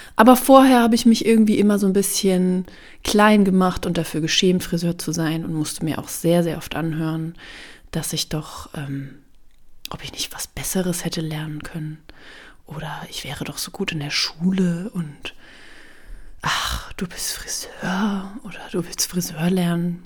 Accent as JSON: {"language": "German", "region": "Bavaria", "country": "Germany", "tie": "born or raised there", "moved": "as an adult", "lives_now": "Berlin, Germany", "said": "Ich habe meine Ausbildung in Bayern gemacht, wo ich aufgewachsen bin"}